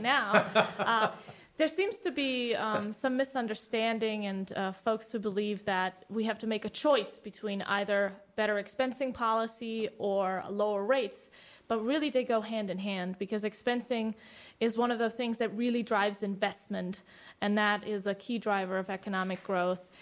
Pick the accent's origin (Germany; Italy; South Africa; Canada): Germany; now in United States; I come from Germany